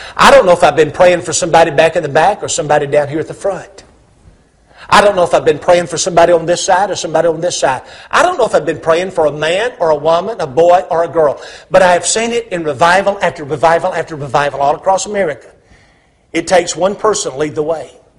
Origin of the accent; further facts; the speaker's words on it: Huntsville, Alabama, United States; moved away as an adult; now in Hendersonville, United States; I grew up over here in Huntsville, about 50 miles away.